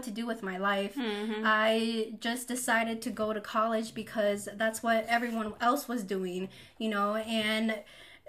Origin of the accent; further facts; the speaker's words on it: a small town in Wisconsin, United States; also born or lived in Mexico City, Mexico; I was born in Mexico City, and I moved to a small town in Wisconsin when I was 2 years old